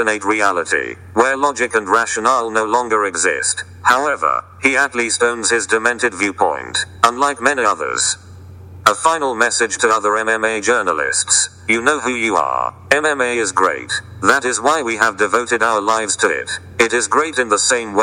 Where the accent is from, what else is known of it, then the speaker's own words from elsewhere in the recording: New York City, New York, United States; I am from Queens. And in Queens, motherfuckers keep it real